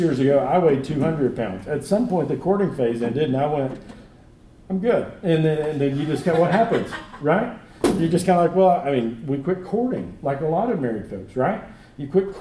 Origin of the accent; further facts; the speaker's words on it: Texas, United States; now in Searcy, United States; I grew up in Texas.